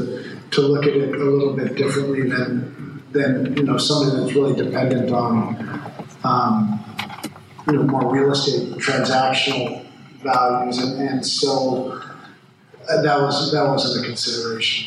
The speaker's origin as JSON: {"language": "English", "town": "Montreal", "region": "Quebec", "country": "Canada", "tie": "born or raised there", "moved": "yes", "lives_now": "Louisville, United States", "said": "I actually grew up in Montreal. My mother's Canadian. A long line of … from Ireland. And while I was born in Louisville, I grew up in Canada."}